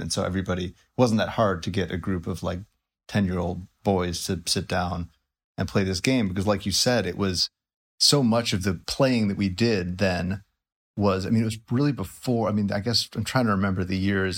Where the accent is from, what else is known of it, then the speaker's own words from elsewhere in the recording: Highland Park, Illinois, United States; moved away; I grew up in, uh, most of my childhood in, uh, Highland Park, Illinois